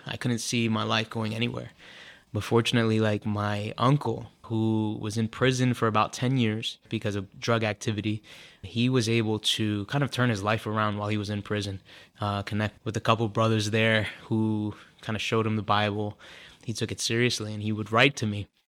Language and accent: English; Philadelphia, Pennsylvania, United States; also born or lived in Leominster, Massachusetts; just was raised in Philadelphia all my life by a single mother